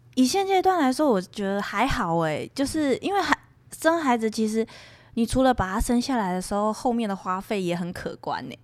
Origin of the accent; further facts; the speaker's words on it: Xizhi, New Taipei, Taiwan; 因为戏子我小时候就在那里了，那时候是会淹水的耶